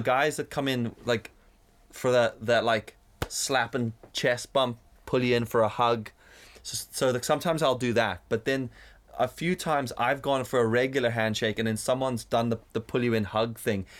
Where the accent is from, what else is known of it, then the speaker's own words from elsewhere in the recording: South Africa; now in Northern Ireland, United Kingdom; growing up in South Africa, we had friends in school who were black